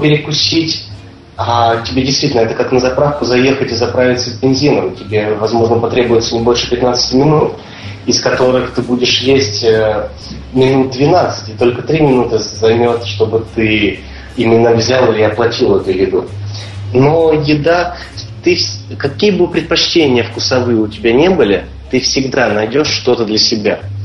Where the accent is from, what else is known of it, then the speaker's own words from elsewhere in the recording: Voronezh, Voronezh Oblast, Russia; now in New York, United States; города Воронежа, откуда мы с тобой родом.